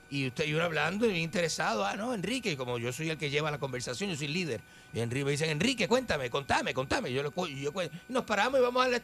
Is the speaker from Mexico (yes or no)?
no; Argentina; A mí siempre me ha interesado eh, las comunidades indígenas siempre me ha interesado y como yo vengo de la Argentina.